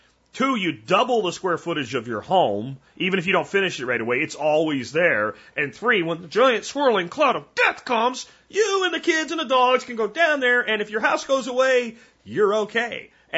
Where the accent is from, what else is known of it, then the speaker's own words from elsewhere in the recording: Pennsylvania, United States; like the house I grew up in Pennsylvania had a half basement.